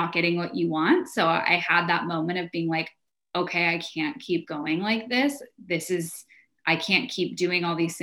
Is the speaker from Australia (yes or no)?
no; San Diego, California, United States; now in Orange County, United States; I grew up in San Diego.